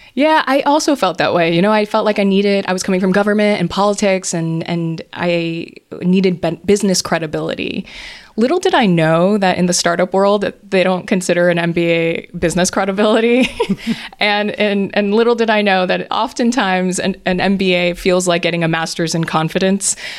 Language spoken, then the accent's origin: English; Hawaii, United States; moved away; I grew up in Hawaii